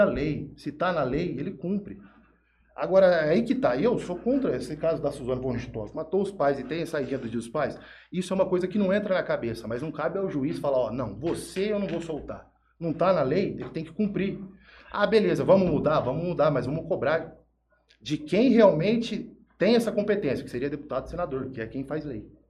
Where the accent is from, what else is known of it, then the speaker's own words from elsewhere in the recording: Jales, São Paulo, Brazil; also born or lived in Araçatuba; sou de Jales, nascido criado aqui